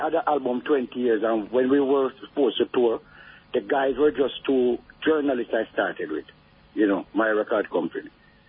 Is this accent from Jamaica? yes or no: yes; Jamaica; moved away; also born or lived in England / France; So when you come as a Jamaican